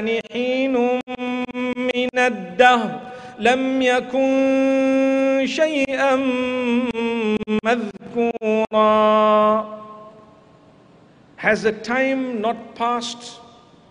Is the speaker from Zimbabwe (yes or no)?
yes; Zimbabwe; I come from Zimbabwe